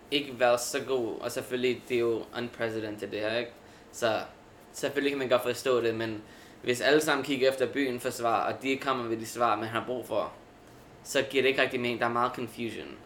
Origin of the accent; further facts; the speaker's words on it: Brooklyn, New York, United States; vi er begge to fra Brooklyn, så vi, jeg tror, vi gerne vil have endet, eller endet op i Brooklyn, ikke?